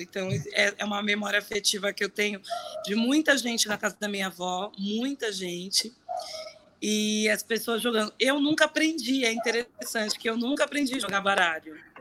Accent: São Paulo, Brazil; eu cresci no Inocop, no Inocop Campo Limpo, que é um bairro aqui na Zona Sul

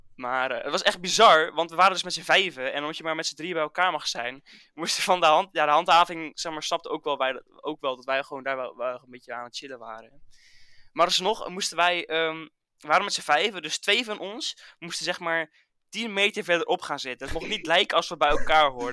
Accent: Dordrecht, South Holland, Netherlands; ik kom uit Dordrecht

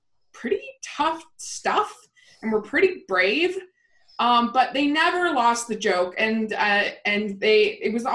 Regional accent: Middletown, Maryland, United States; moved away; I actually don't come from Salt Lake. I come from Middletown, Maryland, and tiny little town.

